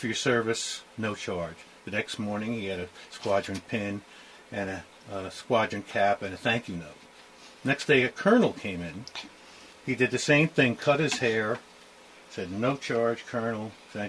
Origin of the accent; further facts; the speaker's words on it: Bayonne, New Jersey, United States; moved away; I grew up in Bayonne, New Jersey